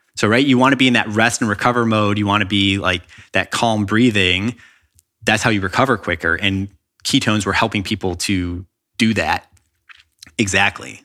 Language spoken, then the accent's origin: English; Chicago, Illinois, United States; now in Los Angeles, United States; when I was in public school growing up in Chicago